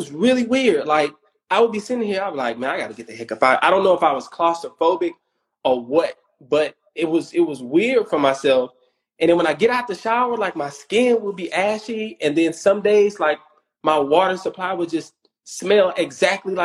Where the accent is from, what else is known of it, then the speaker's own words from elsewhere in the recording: Houston, Texas, United States; I'm from Third Ward